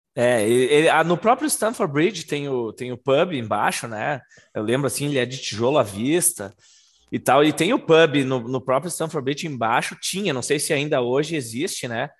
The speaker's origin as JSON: {"language": "Portuguese", "country": "Brazil", "also_born_or_lived": "London, United Kingdom", "moved": "yes", "said": "a gente é do Brasil, a gente veio do Brasil para assistir um jogo aqui na Inglaterra"}